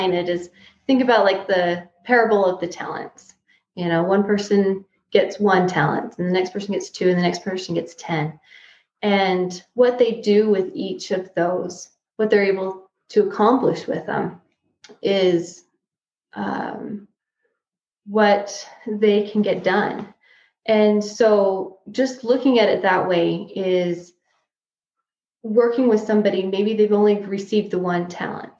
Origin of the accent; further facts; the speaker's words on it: Price, Utah, United States; moved away as an adult; also born or lived in Tucson, Arizona / Casper, Wyoming; I was actually born and raised in Price, but we've traveled all over the place for school and work.